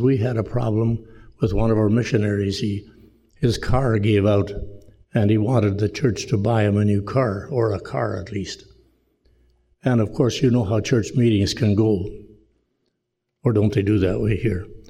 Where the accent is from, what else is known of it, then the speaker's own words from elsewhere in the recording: Rhineland, Manitoba, Canada; moved away; the village of Rhineland where I grew up